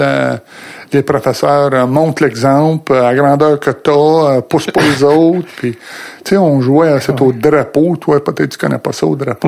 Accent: Brownsburg-Chatham, Quebec, Canada; moi, je viens de Brownsburg, non loin de la chute, un peu au nord de la chute. Et puis, passé ma jeunesse, un petit gars normal, un petit village de 1200, 1400 personnes

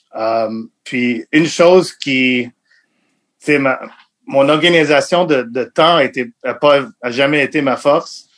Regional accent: Montreal, Quebec, Canada; French is a second language; Je viens de Montréal. Je suis né à Montréal

